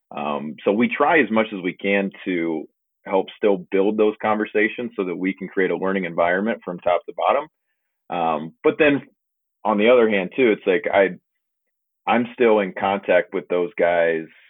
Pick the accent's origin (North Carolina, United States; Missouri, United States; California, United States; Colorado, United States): Missouri, United States; Liberty; I'm originally from Liberty, Missouri, which is a little suburb outside of Kansas City